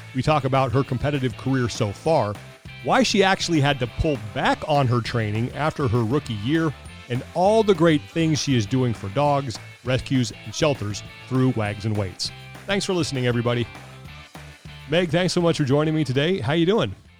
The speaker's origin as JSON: {"language": "English", "town": "Sacramento", "region": "California", "country": "United States", "tie": "born or raised there", "said": "I grew up in Sacramento"}